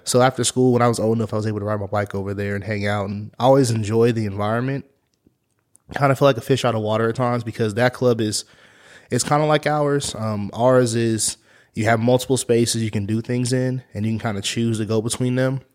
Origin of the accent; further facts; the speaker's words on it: Topeka, Kansas, United States; I'm from Topeka